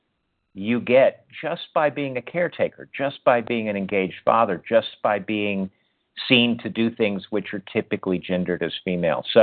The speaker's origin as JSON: {"language": "English", "country": "United States", "tie": "born or raised there", "said": "my experience of growing up in American culture and growing up within the culture of manhood here"}